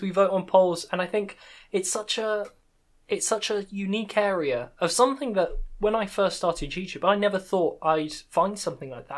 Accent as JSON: {"language": "English", "country": "United Kingdom", "accent": "British", "said": "my British accent"}